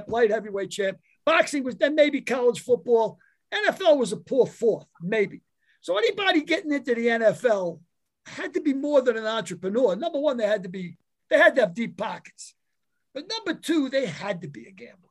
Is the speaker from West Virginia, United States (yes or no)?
no; New York City, New York, United States; also born or lived in County Cork, Ireland; growing up in the Bronx, maybe less than 2 miles from Yankee Stadium